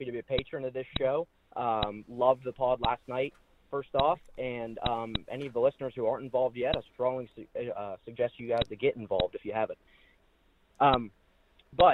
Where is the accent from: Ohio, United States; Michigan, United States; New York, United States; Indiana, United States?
Ohio, United States; I'm from Ohio